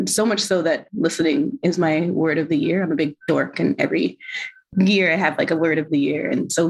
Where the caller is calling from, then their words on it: Toronto, Ontario, Canada; I use she, her pronouns. And I'm calling in from Tacaronto, Dish With One Spoon Treaty Territory, the original lands of the Anishinaabe, Haudenosaunee, Hero Wendat, Mississauga is the new credit.